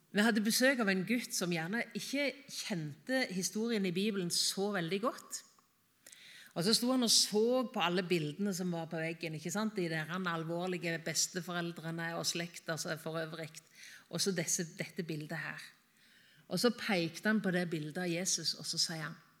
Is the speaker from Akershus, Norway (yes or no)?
no; Varhaug, Rogaland, Norway; moved away; hjemme på Varhaug, på gården der jeg vokste opp